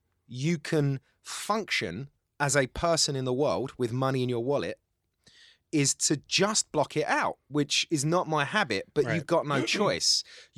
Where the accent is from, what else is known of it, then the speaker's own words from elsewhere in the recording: Cyprus; born there; I am actually from the Middle East, though. I was born in the island of Cyprus.